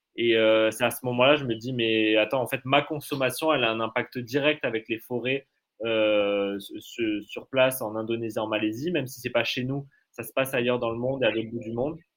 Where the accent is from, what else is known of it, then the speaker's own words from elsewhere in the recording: Canada; now in France; j'ai grandi au Canada, donc dans des grands espaces verts